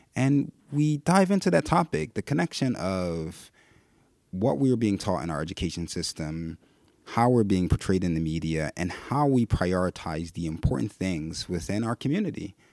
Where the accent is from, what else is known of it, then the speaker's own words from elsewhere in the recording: Philadelphia, Pennsylvania, United States; born and raised right here in, in West Philly